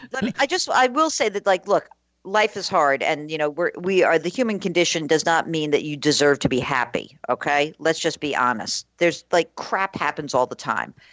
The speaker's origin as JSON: {"language": "English", "region": "New York", "country": "United States", "also_born_or_lived": "New England", "moved": "as an adult", "said": "I'm from New York originally"}